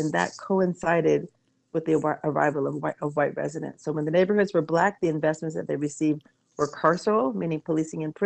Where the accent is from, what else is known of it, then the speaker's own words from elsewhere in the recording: Washington, District of Columbia, United States; the neighborhood where I grew up in Petworth